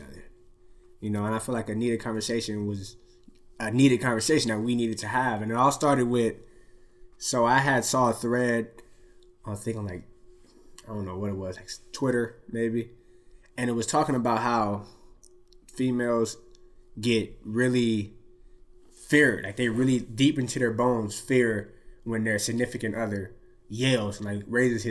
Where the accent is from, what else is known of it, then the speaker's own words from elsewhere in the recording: Long Beach, California, United States; I grew up in Long Beach where it's a lot of many different races